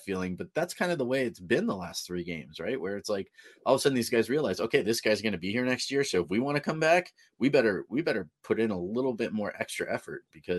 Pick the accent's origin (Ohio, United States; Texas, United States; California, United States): California, United States; because my grandfather's from Nebraska, you know, growing up in California, I didn't really have any local teams basketball to root for.